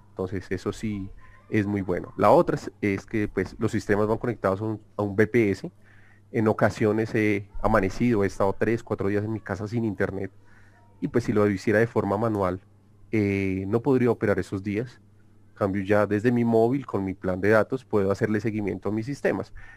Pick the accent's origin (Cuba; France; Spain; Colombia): Colombia; soy de Colombia